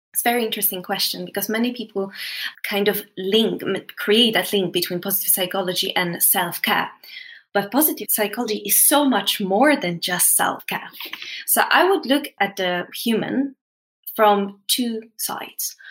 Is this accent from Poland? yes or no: yes; Poland; moved away; I came from Poland